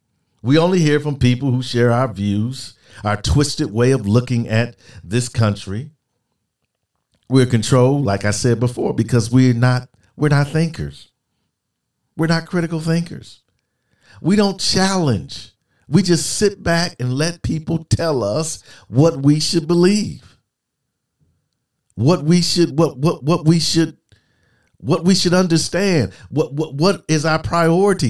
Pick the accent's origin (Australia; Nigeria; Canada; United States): United States; as an American, especially as an American military man